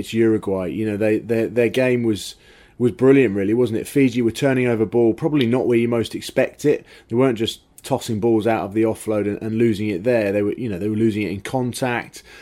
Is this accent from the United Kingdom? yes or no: yes; England, United Kingdom; as English fans